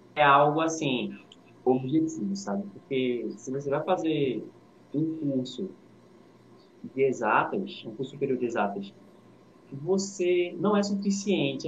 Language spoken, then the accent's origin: Portuguese; Recife, Pernambuco, Brazil; eu sou do Recife, sou do Janga